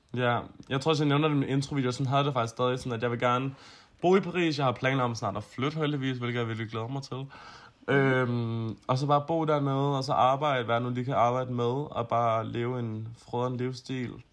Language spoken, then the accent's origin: Danish; Copenhagen, Capital Region of Denmark, Denmark; Jeg er fra Østerbro i København